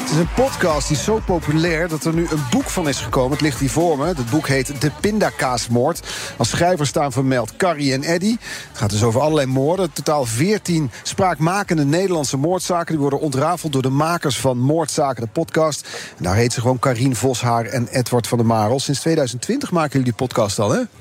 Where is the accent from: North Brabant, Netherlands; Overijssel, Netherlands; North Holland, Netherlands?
North Brabant, Netherlands; Ik kom uit Brabant